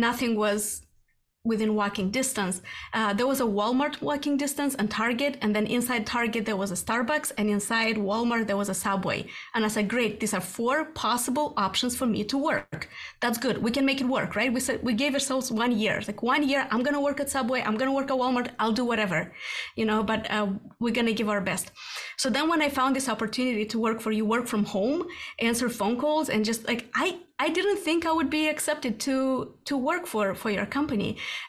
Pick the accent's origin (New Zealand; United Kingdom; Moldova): Moldova; moved away as an adult; also born or lived in Sweden; now in United States; I was born and raised in Moldova.